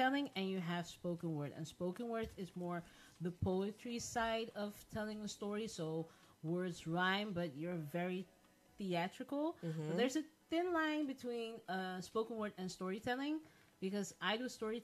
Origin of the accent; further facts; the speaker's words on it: The Hague, South Holland, Netherlands; I'm also from The Hague.